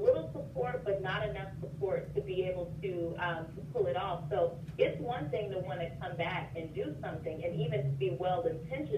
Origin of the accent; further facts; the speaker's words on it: Las Vegas, Nevada, United States; moved away as an adult; growing up in Vegas